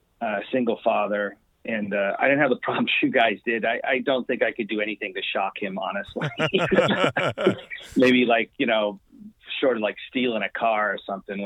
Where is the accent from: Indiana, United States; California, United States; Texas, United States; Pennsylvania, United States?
California, United States; Albany; Oh, well, I grew up in Albany, California. Which is like right next to Berkeley. It's East Bay.